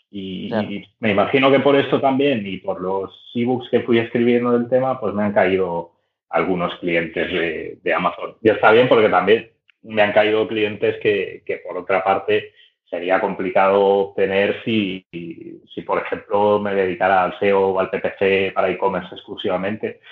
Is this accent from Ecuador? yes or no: no; Barcelona, Catalonia, Spain; Soy de Barcelona. Barcelona capital y no he salido de aquí en toda la vida